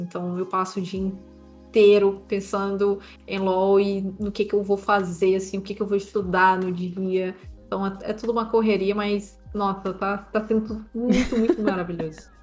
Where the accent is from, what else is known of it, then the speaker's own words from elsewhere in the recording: São Luís, Maranhão, Brazil; eu sou natural de São Luís, Maranhão. Então, sou aqui do Nordeste brasileiro